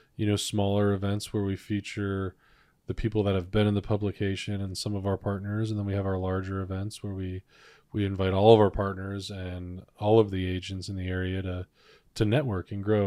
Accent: Cleveland, Ohio, United States; moved away as an adult; now in Cincinnati, United States; I was born and raised in Cleveland, Ohio

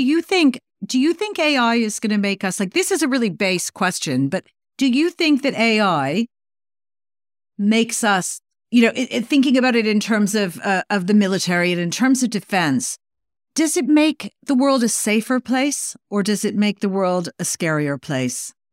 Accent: Canada; I was growing up in Canada

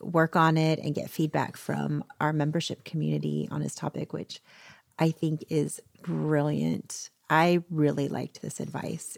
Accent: Florida, United States; I grew up in Florida

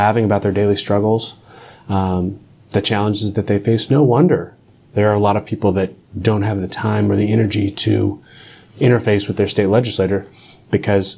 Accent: Oklahoma, United States; I am a fifth-generation Oklahoman, and I've always been passionate about my state and the people in it

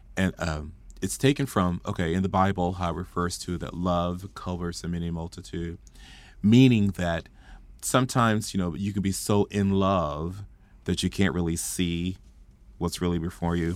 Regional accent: Fort Worth, Texas, United States; I grew up in Stop Six, Fort Worth, Texas

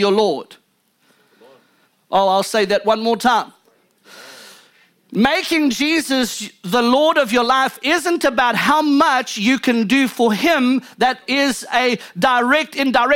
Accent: South Africa; now in United States; I come from South Africa

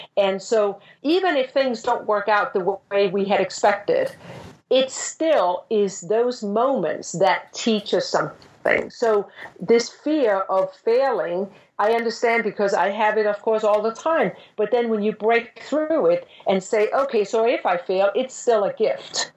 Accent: Denmark; moved away as an adult; I'm from Denmark and I grew up in Denmark

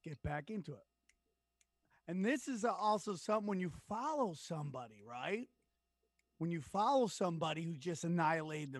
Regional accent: Syracuse, New York, United States; I grew up in Syracuse, New York area

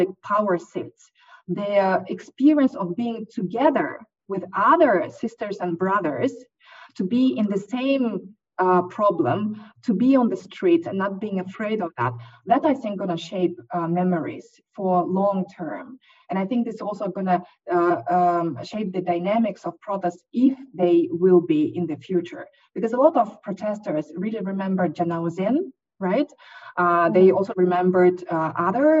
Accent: Kyrgyzstan; I'm coming also from Kyrgyzstan

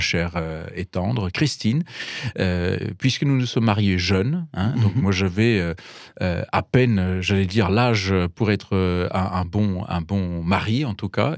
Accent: Bavaria, Germany; French is a second language; moved away as an adult; also born or lived in Paris, France / Munich / New York; now in France; Je, suis donc d'origine allemande, j'ai grandi en Bavière

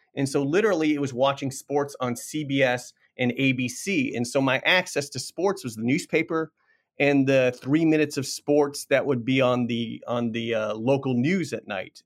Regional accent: Washington, District of Columbia, United States; I grew up in Washington, D C

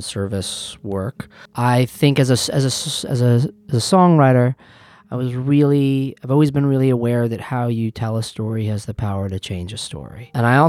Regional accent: Western Massachusetts, United States; I'm from Western Massachusetts, and I am a musician

